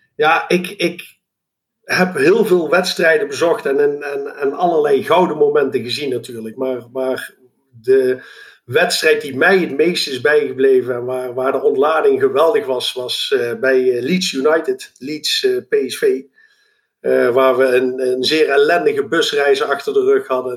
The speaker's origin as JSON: {"language": "Dutch", "town": "Eindhoven", "region": "North Brabant", "country": "Netherlands", "tie": "born or raised there", "also_born_or_lived": "Lommel, Belgium", "said": "geboren en getogen in Eindhoven"}